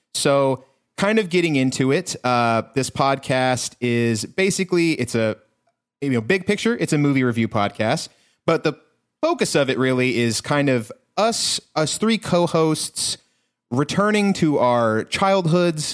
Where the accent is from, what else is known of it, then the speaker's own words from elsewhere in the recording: Texas, United States; I am from a small Texas town where we did not have a blockbuster.